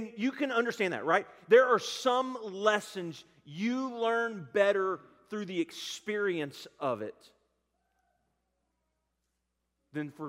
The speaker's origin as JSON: {"language": "English", "town": "Garland", "region": "Texas", "country": "United States", "tie": "born or raised there", "said": "I grew up in Garland, Texas"}